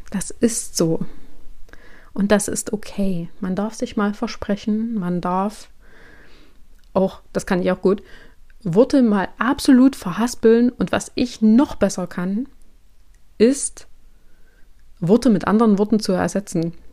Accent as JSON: {"language": "German", "region": "Thuringia", "country": "Germany", "tie": "born there", "said": "ich bin 32 Jahre alt, gebürtige Thüringerin, wohne aber schon seit nun mittlerweile zwölf Jahren in Sachsen."}